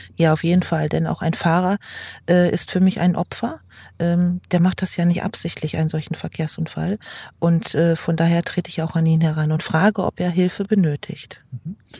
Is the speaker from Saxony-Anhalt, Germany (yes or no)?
no; Lingen, Lower Saxony, Germany; ich komme aus Lingen